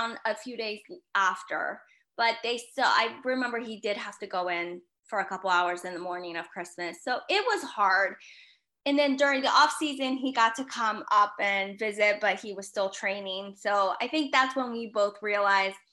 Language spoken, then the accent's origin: English; Morgantown, West Virginia, United States; moved away as an adult; also born or lived in Colombia (family); now in Tampa, United States; I grew up in Morgantown, okay. West Virginia